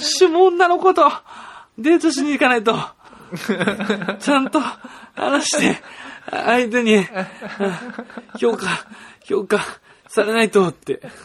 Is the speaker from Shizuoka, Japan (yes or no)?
yes; Shizuoka, Japan; 僕も静岡出身